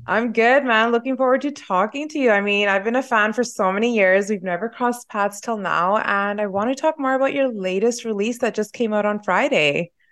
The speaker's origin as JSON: {"language": "English", "country": "Canada", "said": "as a Canadian"}